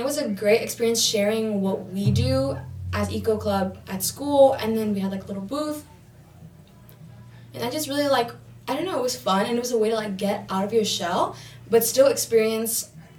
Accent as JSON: {"language": "English", "town": "Downey", "region": "California", "country": "United States", "said": "No, it's kind of funny, though, because when I tell people that I'm from Downey, they're like, no way, you go to Downey?"}